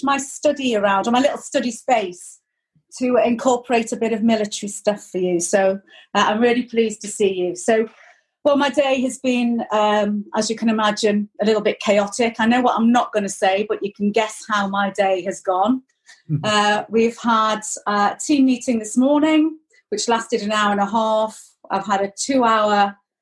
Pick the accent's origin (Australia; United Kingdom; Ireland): United Kingdom; Chester, North West England; moved away as an adult; also born or lived in Lichfield; now in Wrexham, United Kingdom; I came from Chester, which was a garrison town.